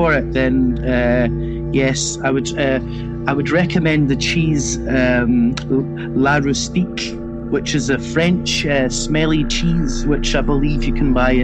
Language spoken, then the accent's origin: English; Scotland, United Kingdom; Growing up in Scotland